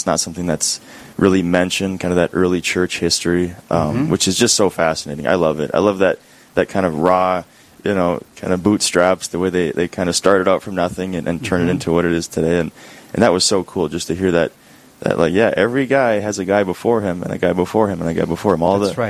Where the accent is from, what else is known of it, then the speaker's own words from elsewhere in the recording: Cloquet, Minnesota, United States; moved away as an adult; also born or lived in Duluth, Minnesota; now in Bismarck, United States; I'm from Duluth, Minnesota. I'm originally from Cloquet, Minnesota, which is right next to it.